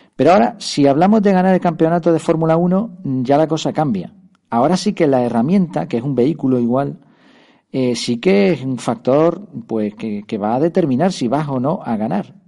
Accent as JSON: {"language": "Spanish", "town": "Madrid", "region": "Community of Madrid", "country": "Spain", "tie": "born or raised there", "said": "nací en Madrid"}